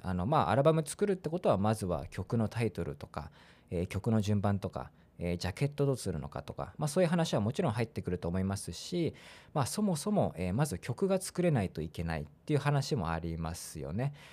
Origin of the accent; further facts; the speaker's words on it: Funabashi, Chiba, Japan; moved away as an adult; also born or lived in Osaka; now in Fukuoka, Japan; 大阪で生まれて千葉県船橋市で育ちました